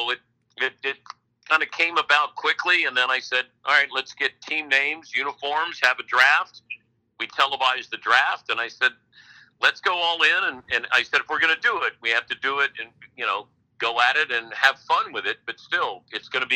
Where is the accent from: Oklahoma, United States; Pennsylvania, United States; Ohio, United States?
Ohio, United States; Cincinnati; Johnny Bench was one of the people I looked up to growing up in Cincinnati